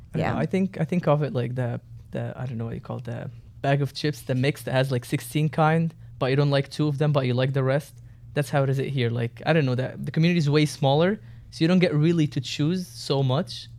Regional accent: Egypt; now in United States; Oh, Egypt.

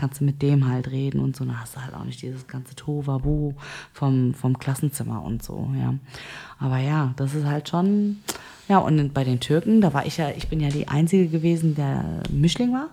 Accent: Germany; ich bin aus Deutschland

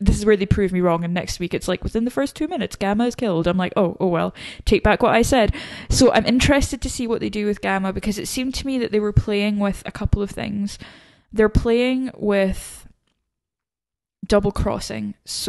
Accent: Vermont, United States; Like, I'm from Vermont, no one cares.

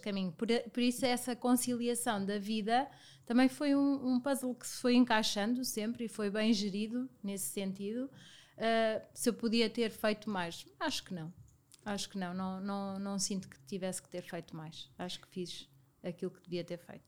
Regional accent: Viseu, Centro, Portugal; now in Lisbon, Portugal; venho de Viseu, uma cidade muito pequena, eh, e na altura Viseu ainda era mais pequeno do que é hoje

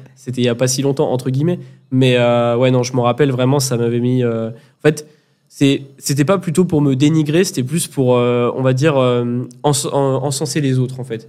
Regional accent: Grenoble, Auvergne-Rhône-Alpes, France; Je suis originaire de Grenoble aussi

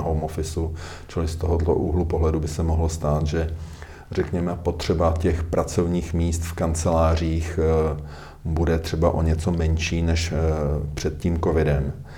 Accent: Czechia; jsme mistry světa jako Češi

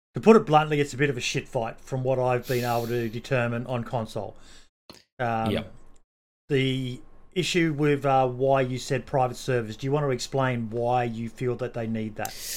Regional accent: Australia; being an Australian.

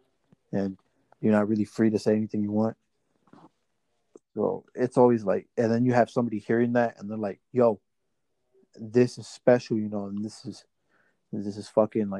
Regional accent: Indianapolis, Indiana, United States; I'm from Indiana, I'm here from Indianapolis

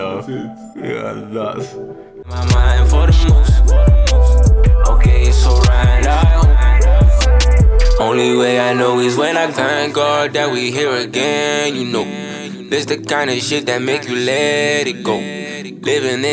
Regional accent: United Kingdom; as UK, as British youths

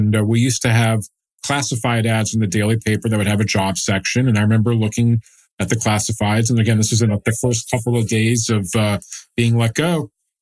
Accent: Dallas, Texas, United States; also born or lived in Austin; I'm born and raised in Dallas, went to the University of Texas at Austin

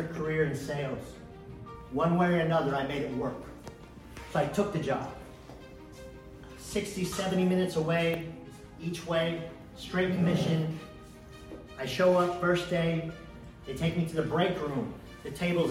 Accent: Dallas, Texas, United States; also born or lived in Istanbul, Turkey / Plano, Texas; I grew up here in Dallas

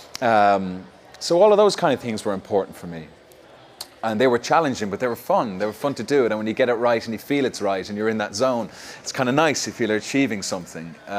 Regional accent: Ireland; being Irish

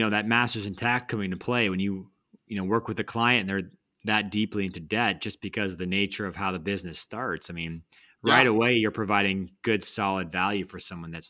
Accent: North Carolina, United States; Growing up in North Carolina, we're from the South

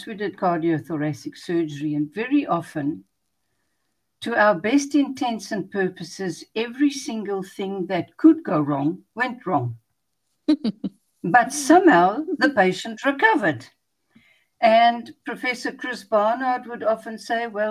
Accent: Pretoria, Gauteng, South Africa; moved away as an adult; also born or lived in Johannesburg; now in Cape Town, South Africa; I was born in Pretoria, which is in the northern part of the country, but I've spent the greater part of my adult life in this part of the world.

